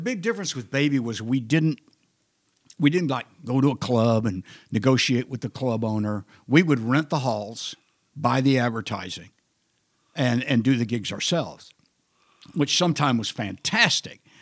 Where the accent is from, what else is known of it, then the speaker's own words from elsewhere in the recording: Granville, Oklahoma, United States; also born or lived in Wichita Falls, Texas / Amarillo, Texas / San Diego, California / Los Angeles, California; now in Austin, United States; I grew up in Granville, Oklahoma